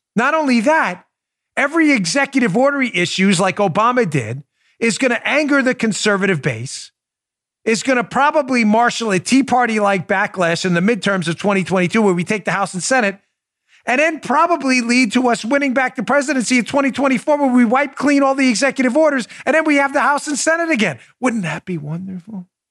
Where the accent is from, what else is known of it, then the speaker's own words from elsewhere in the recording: New York City, New York, United States; Queens, where I grew up in New York.